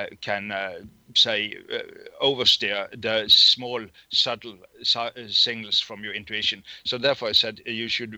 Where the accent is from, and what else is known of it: Norway; English is a second language